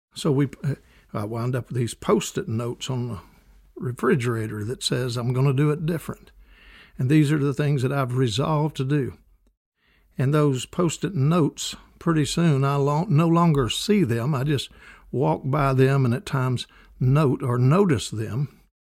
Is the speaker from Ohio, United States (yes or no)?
no; Kentucky, United States; growing up in Kentucky